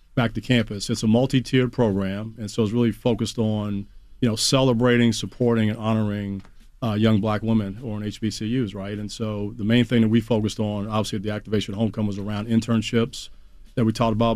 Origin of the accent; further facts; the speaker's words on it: Washington, District of Columbia, United States; i grew up in the Chocolate City, man. So I'm a DC boy